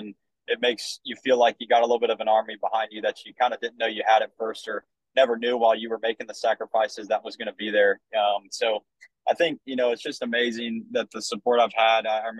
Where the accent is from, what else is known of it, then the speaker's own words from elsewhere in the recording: Vandalia, Ohio, United States; you know, we're from Vandalia, Ohio, right? Like, it's just a blue collar kind of working place.